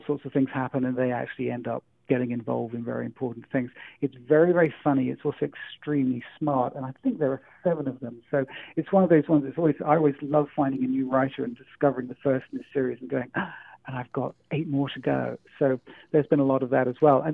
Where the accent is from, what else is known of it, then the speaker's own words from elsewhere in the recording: England, United Kingdom; moved away; being English